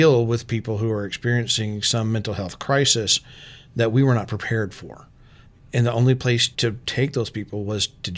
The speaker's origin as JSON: {"language": "English", "region": "Texas", "country": "United States", "tie": "born or raised there", "also_born_or_lived": "Arkansas / Storm Lake, Iowa", "moved": "as an adult", "lives_now": "Iowa, United States", "said": "I'm from Texas. I've lived in Texas and Arkansas"}